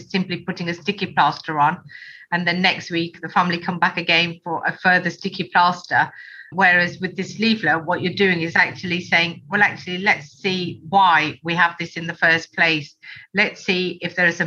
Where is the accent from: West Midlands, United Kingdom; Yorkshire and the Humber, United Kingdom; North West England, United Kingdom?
West Midlands, United Kingdom; Birmingham; I am a Brummie